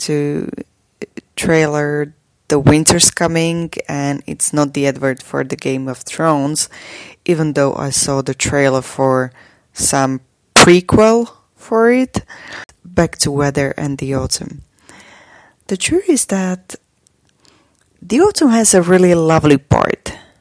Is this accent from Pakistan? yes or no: no; Slovakia; from Slovakia